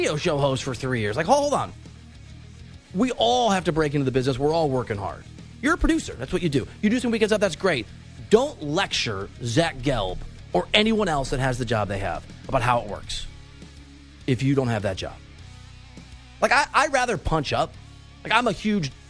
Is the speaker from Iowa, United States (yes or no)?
yes; Iowa, United States; I'm from Iowa